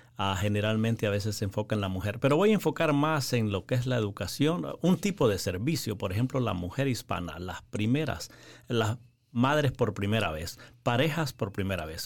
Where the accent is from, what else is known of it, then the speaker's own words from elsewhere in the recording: Honduras; moved away as an adult; also born or lived in Nicaragua; originalmente soy de Honduras